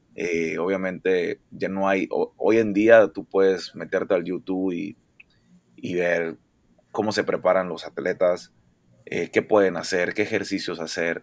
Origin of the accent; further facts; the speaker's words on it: Monterrey, Nuevo León, Mexico; nací aquí en Monterrey, Nuevo León